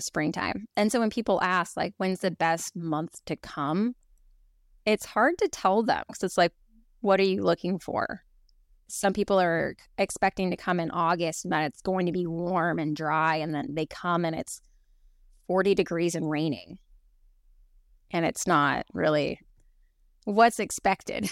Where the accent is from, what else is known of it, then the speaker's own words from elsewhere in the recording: Oregon, United States; now in Kenai, United States; I grew up in Oregon